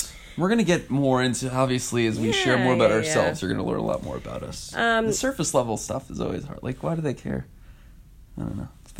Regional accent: northern New Jersey, United States; moved away as an adult; also born or lived in Philadelphia; now in New York, United States; I grew up in New Jersey, northern New Jersey, about 15 minutes away from New York City.

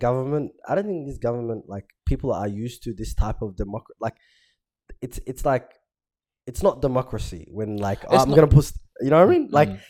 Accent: Somalia; moved away; I come from Somalia, bro, and we don't have a government

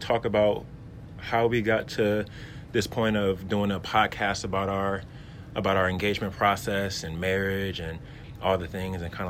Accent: Milwaukee, Wisconsin, United States; I am from Milwaukee

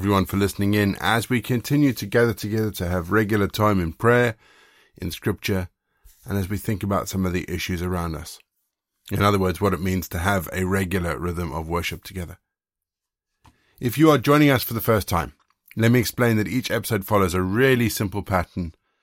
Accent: South Africa; also born or lived in Zimbabwe; I was born in Zimbabwe and that I was raised in South Africa

